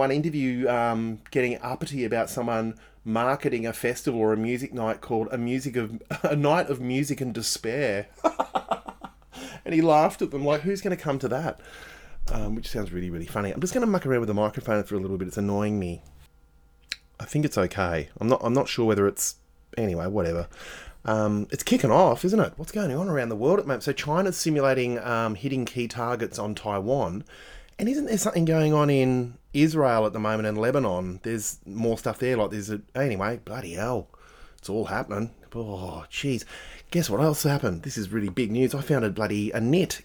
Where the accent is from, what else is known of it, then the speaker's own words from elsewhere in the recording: Australia; being Australian